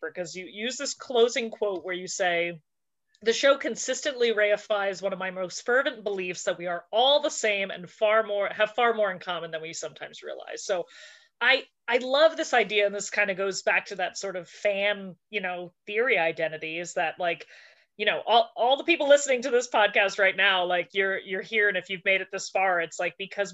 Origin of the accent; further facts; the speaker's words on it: New Jersey, United States; obnoxious loudmouth New Jersey and white ladies like we are